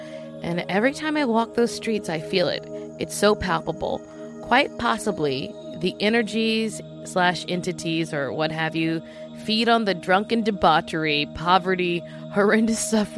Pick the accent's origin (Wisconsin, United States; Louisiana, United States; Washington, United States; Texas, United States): Louisiana, United States; I'm from Louisiana